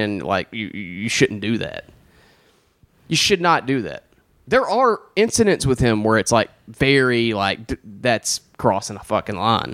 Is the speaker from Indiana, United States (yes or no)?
no; Alabama, United States; I'm from Alabama